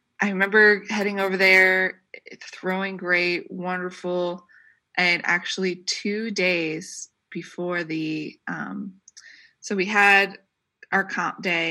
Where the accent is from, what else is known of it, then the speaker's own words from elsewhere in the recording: Troy, United States; people in my hometown, they rented out, you know, they had the Troy High School completely open to the cafeteria